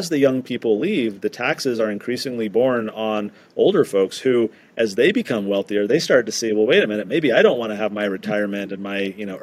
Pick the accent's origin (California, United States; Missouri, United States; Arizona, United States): California, United States; San Diego; moved away as an adult; now in Utah, United States; I was born and raised in California. I lived in San Diego all the way until I went to college